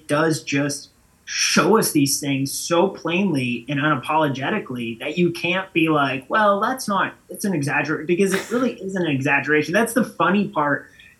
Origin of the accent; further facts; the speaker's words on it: Florida, United States; Not originally. Florida.